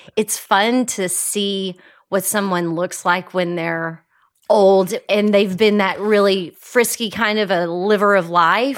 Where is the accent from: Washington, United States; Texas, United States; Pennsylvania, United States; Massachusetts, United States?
Texas, United States; moved away; having a very different perspective of life growing up in Texas